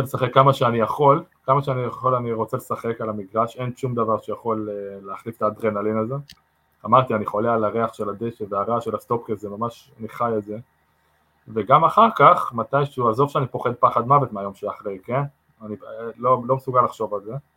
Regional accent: Maccabi Haifa, Haifa District, Israel; moved away as an adult; also born or lived in England; now in Las Vegas, United States; אמרתי למכבי חיפה, גדלתי שם

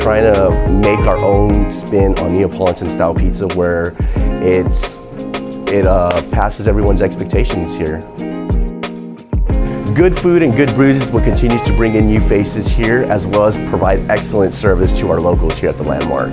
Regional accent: Alamo, Texas, United States; I'm originally from Alamo, Texas

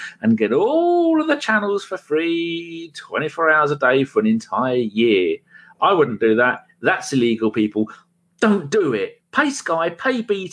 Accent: England, United Kingdom; I'm English.

